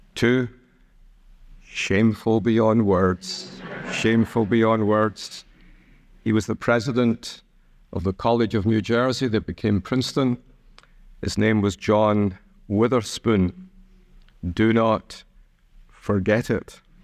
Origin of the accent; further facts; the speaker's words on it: Scotland, United Kingdom; I'm a somewhat proud Scot